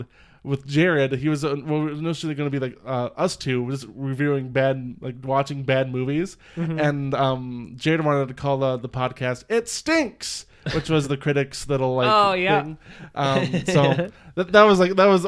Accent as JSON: {"language": "English", "region": "Minnesota", "country": "United States", "said": "being a Minnesotan"}